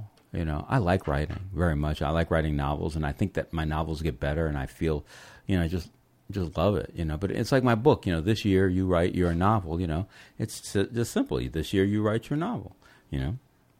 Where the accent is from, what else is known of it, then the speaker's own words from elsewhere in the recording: Los Angeles, California, United States; I'm from Los Angeles, so I go up to Santa Cruz all the time.